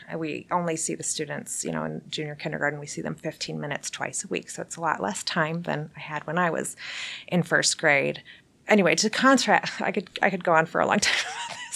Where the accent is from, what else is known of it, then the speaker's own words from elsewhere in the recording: United States; also born or lived in Belgium; as an American six-year-old